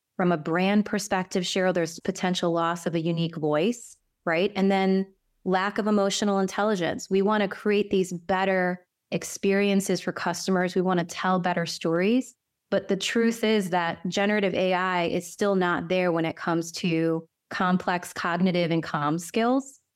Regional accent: Cleveland, Ohio, United States; who was born and raised in Cleveland in the Midwest, you know, from a Korean immigrant

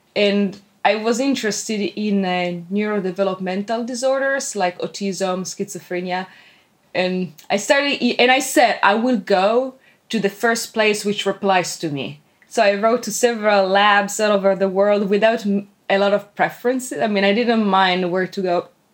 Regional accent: Italy; moved away as an adult; now in Tokyo, Japan; originally, I'm from Italy

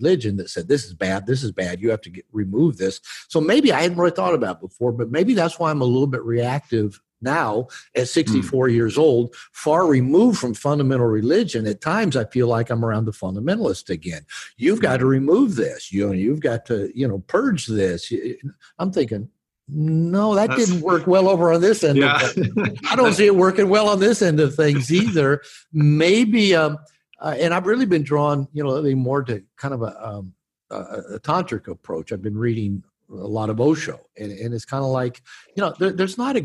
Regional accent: Seattle, Washington, United States; moved away; also born or lived in Bible Belt; I grew up on the West Coast in Seattle area

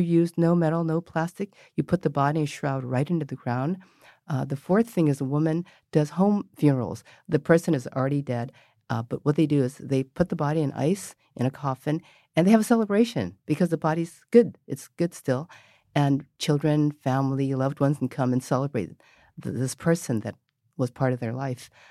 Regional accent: San Francisco, California, United States; also born or lived in Mission District, San Francisco; I grew up in North Beach

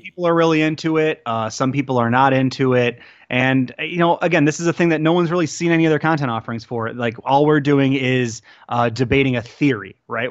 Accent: Detroit, Michigan, United States; also born or lived in Logan Square, Chicago; now in Chicago, United States; I grew up in Detroit

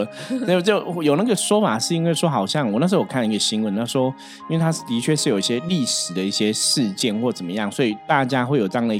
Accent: Taipei, Taiwan; 就像我是台北人，你说你们台北人用天龙国，我可能会觉得，哎，我不是啊

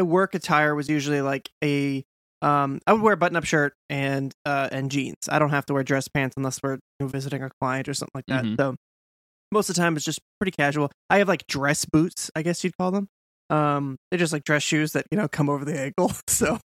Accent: Massachusetts, United States; I'm from Mass.

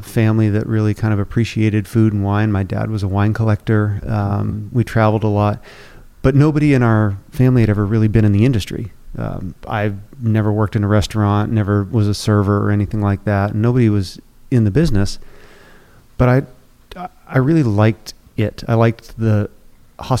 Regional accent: New Hampshire, United States; moved away as an adult; now in Houston, United States; I grew up in New Hampshire

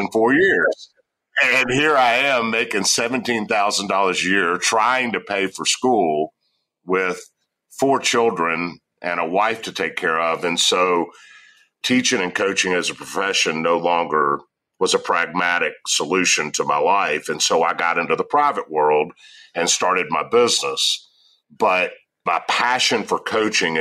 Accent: Memphis, Tennessee, United States; I grew up in Memphis. I'm a Memphis guy

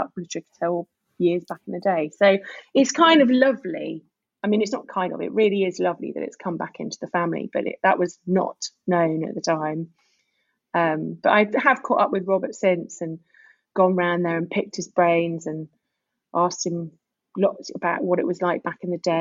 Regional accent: Guernsey; moved away; I am originally from Guernsey

